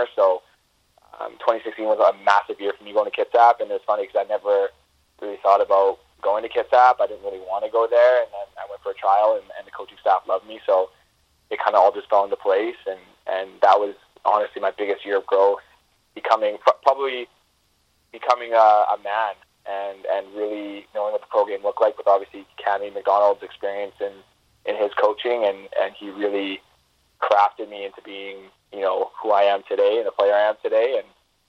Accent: British Columbia, Canada; being Canadian

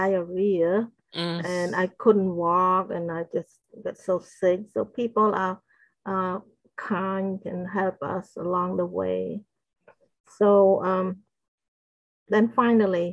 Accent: Battambang, Cambodia; moved away; Battambang, where my hometown is.

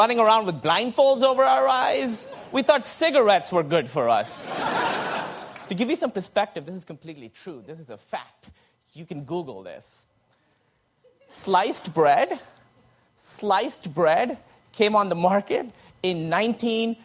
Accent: Pakistan; moved away; I grew up in Pakistan

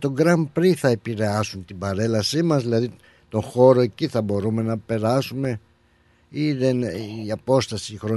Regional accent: Greece; Όσο και εσείς θέλετε να πετύχει αυτή μας η εκδήλωση, τόσο άλλο και εμείς σαν Έλληνες.

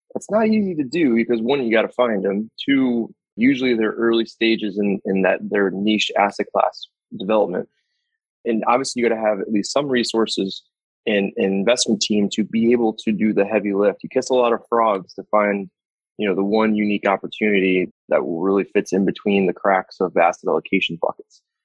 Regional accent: Saratoga Springs, New York, United States; my hometown is a upstate New York, in upstate New York, called Saratoga Springs

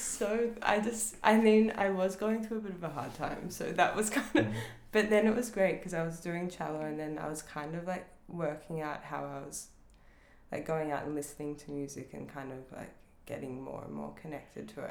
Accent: Northcote, Victoria, Australia; I grew up in Northcote

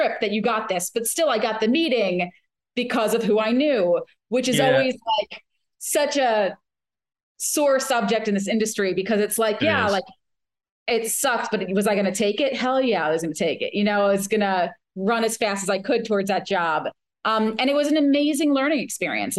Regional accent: New Jersey, United States; I'm from New Jersey

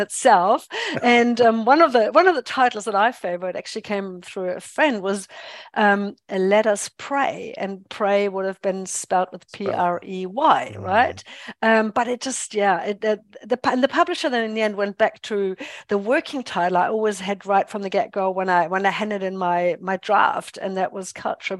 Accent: Germany; English is a second language; moved away as an adult; also born or lived in England / United States; now in New Zealand; I'm a born and bred German

